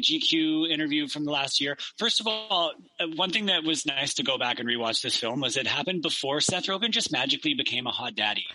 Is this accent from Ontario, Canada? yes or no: no; Victoria, British Columbia, Canada; I grew up in Victoria